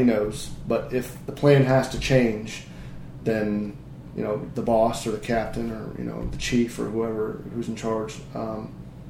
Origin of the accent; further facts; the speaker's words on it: Indiana, United States; I was from Indiana, right? So I was in the middle of the farm fields